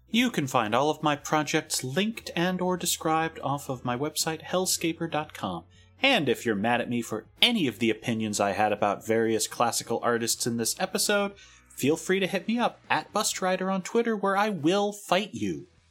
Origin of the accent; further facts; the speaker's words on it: California, United States; as a Californian